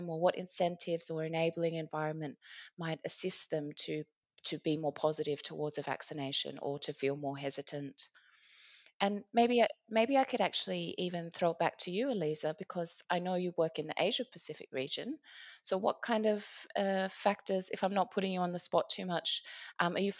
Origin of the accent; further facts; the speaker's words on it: Australia; now in Iceland; my home country of Australia